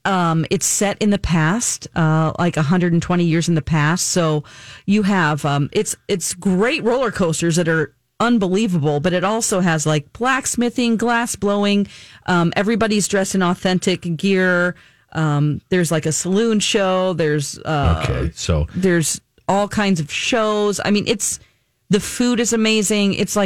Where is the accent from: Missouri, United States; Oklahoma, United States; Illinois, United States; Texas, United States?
Missouri, United States; Ozark; moved away; also born or lived in California; I'm from 30 minutes up the road in Ozark. Okay. Mm-hmm. Yeah. Yep, I'm originally from California, but no, I've lived most of my life.